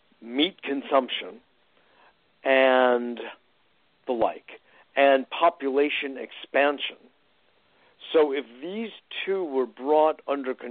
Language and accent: English; Connecticut, United States; when I was a teenager growing up in Connecticut